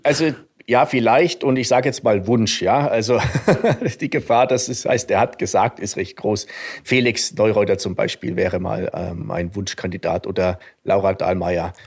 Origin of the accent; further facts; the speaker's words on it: a small village near Suhl, southern Thuringia, Germany; accent: Franconian; moved away as an adult; now in Garmisch-Partenkirchen, Germany; Also ich komme ursprünglich aus Südthüringen, einem, ähm, einem kleinen Dorf in der Nähe von Suhl.